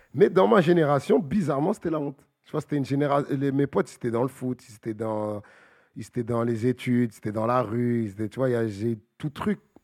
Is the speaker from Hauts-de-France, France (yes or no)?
no; Bagneux, Île-de-France, France; je viens de Bagneux